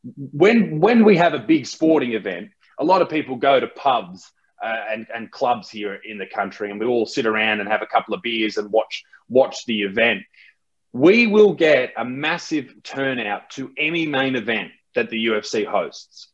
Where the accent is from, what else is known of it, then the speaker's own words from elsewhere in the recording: Australia; in Australia, we have different, you know, different names